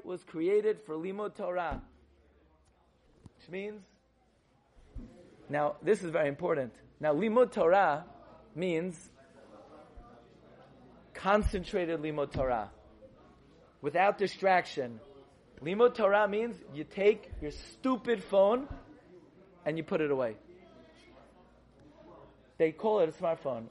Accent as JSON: {"language": "English", "town": "New York City", "region": "New York", "country": "United States", "tie": "born or raised there", "said": "I grew up in Flatbush"}